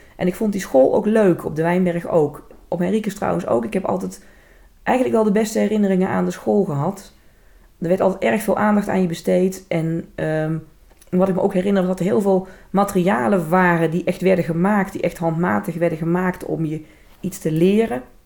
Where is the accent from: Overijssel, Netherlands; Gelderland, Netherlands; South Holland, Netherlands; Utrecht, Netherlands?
Gelderland, Netherlands; Velp; accent: zachte G; in Velp, waar ik vandaan kom